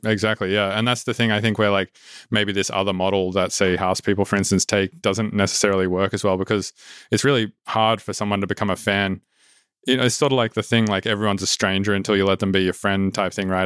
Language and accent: English; Sydney, New South Wales, Australia; moved away; it's, like, my hometown